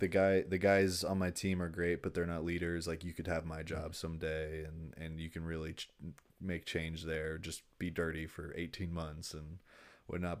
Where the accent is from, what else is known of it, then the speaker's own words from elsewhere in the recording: Long Beach, California, United States; I'm from Long Beach.